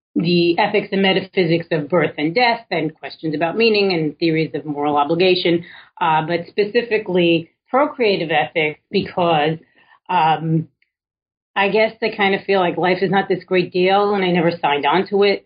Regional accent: New York City, New York, United States; I was born in Williamsburg, Brooklyn, well before it was cool

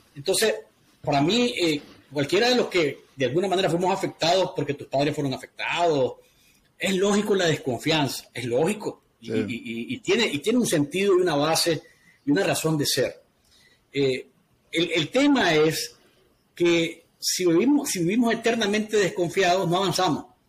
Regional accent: Nicaragua; es necesario que vean más para nuestro país

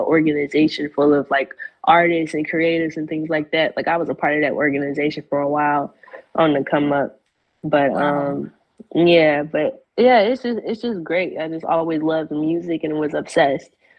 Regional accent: Chicago, Illinois, United States; moved away as an adult; now in Atlanta, United States; I'm from Chicago, born and raised, and I recently moved out here like 2 years ago to Atlanta

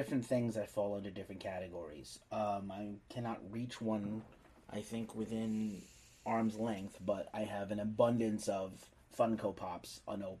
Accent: Bronx, New York, United States; I'm from

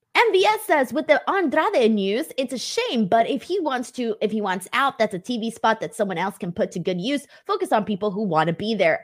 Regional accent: Los Angeles, California, United States; I am from Los Angeles

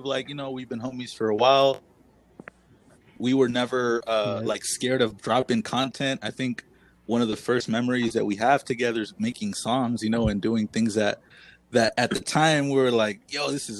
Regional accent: San Pablo, California, United States; also born or lived in San Francisco; I've also been living here in San Pablo for about a long time, pretty much all my childhood. I was born in San Francisco

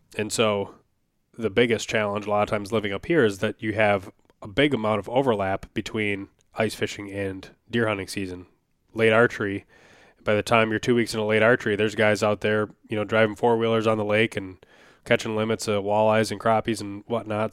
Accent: Wisconsin, United States; now in Minnesota, United States; I grew up in Wisconsin for at least a lot of my memorable childhood. You know, I lived in a couple places I was very young

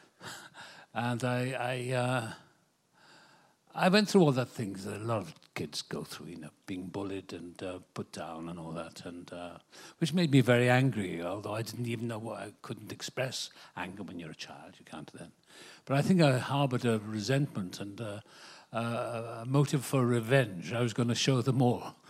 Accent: Wales, United Kingdom; moved away as an adult; now in Malibu, United States; I was born in Wales, the same place as Richard Burton.

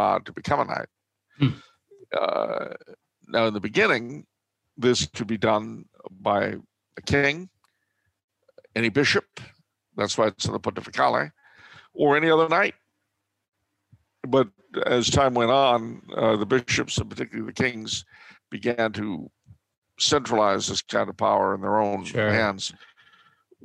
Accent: Los Angeles, California, United States; Growing up in Los Angeles

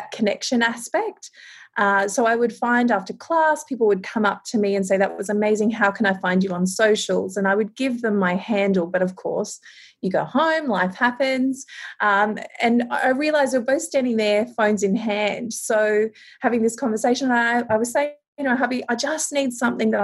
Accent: Townsville, Queensland, Australia; I'm from Townsville in North Queensland

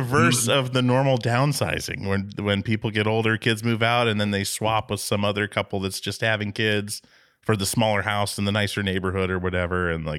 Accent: Alaska, United States; We come from Alaska.

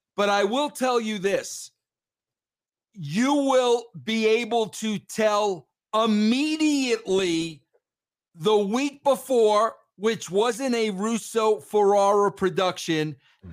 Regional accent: Long Island, New York, United States; I grew up in Long Island, New York

